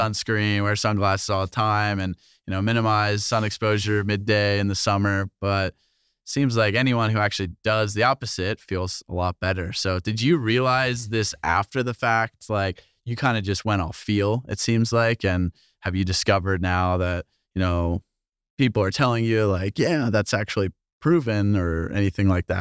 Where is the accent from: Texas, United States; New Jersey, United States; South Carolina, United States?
New Jersey, United States; moved away as an adult; also born or lived in Rochester; I grew up in New Jersey